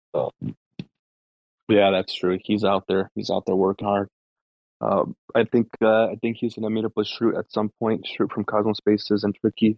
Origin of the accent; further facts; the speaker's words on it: United States; I'm from the states